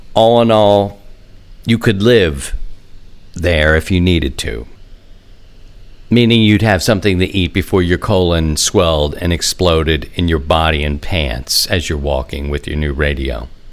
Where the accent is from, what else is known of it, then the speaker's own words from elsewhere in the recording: Baltimore, Maryland, United States; Born and raised in Baltimore